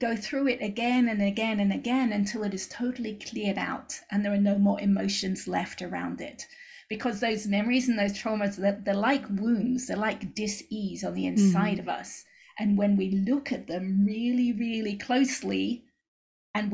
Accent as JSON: {"language": "English", "region": "England", "country": "United Kingdom", "moved": "as an adult", "lives_now": "United States", "said": "I moved out to the States from England when I was 21"}